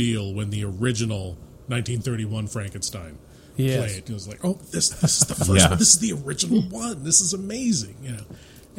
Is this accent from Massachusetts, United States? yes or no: no; San Francisco Bay Area, California, United States; where I am from, the San Francisco Bay Area